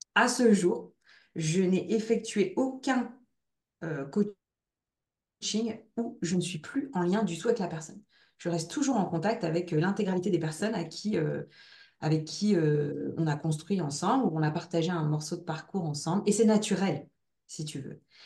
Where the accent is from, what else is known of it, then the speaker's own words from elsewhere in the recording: Ch'ti, Hauts-de-France, France; accent: ch'ti; mon petit accent ch'ti